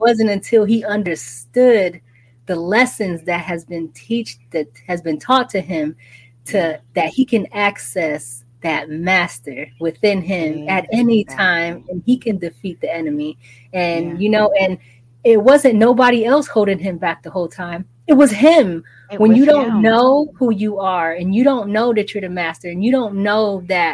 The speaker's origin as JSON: {"language": "English", "town": "New York City", "region": "New York", "country": "United States", "tie": "born or raised there", "said": "I'm from Brooklyn, New York, and you know, right there on Caden Ocean"}